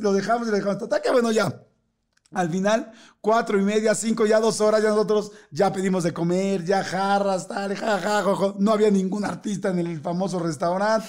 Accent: Mexico; como somos los mexicanos

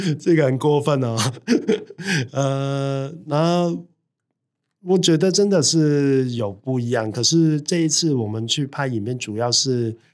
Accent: Hong Kong; now in Taiwan; 我在台湾其实是没有老家的嗯。。我去到哪里，我都是香港人啊

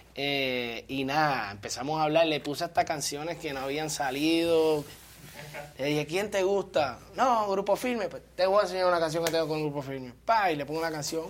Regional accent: New York, United States; moved away; also born or lived in Puerto Rico; yo me crié en New York, estudiaba en tal escuela

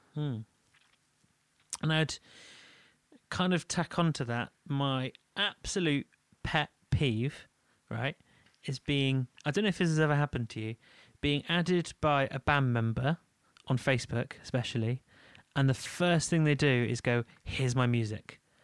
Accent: Leeds, Yorkshire and the Humber, United Kingdom; moved away; I am from Leeds

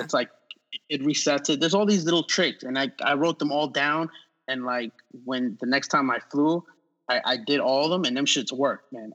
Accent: New York City, New York, United States; moved away as an adult; now in Los Angeles, United States; growing up in New York

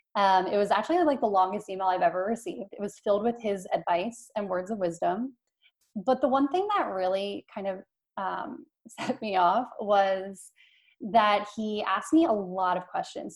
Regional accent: Philadelphia, Pennsylvania, United States; I'm from Philadelphia

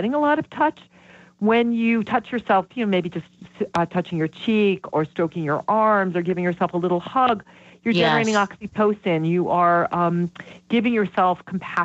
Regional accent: Vermont, United States; I'm from Vermont

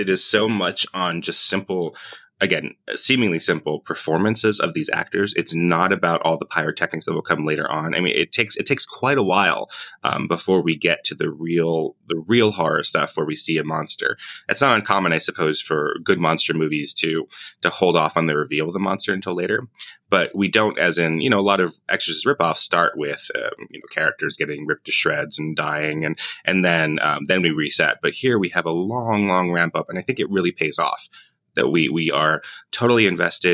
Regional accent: Las Vegas, Nevada, United States; We grew up in Las Vegas, both of us

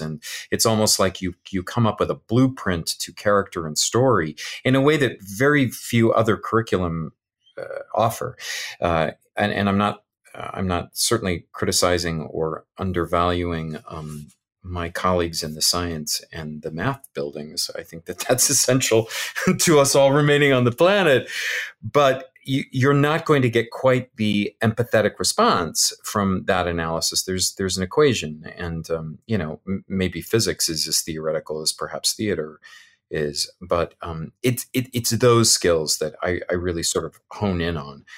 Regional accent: California, United States; moved away; in the California schools where I grew up in the California schools

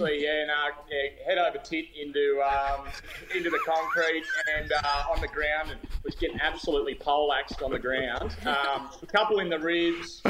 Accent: Dubbo, New South Wales, Australia; moved away; I'm from Dubbo originally

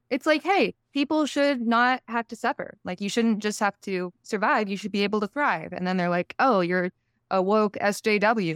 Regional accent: Texas, United States; moved away; I grew up in Texas

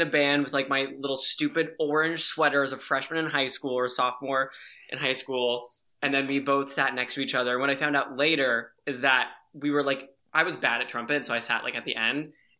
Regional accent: Los Angeles, California, United States; now in New York City, United States; I'm from Los Angeles, but now I live in New York City, the big Snapple.

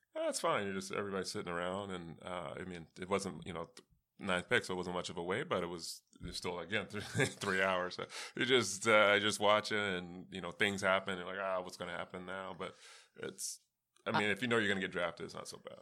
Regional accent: East Coast, United States; also born or lived in California; I grew up on the East Coast, so, I mean, although I was born in California

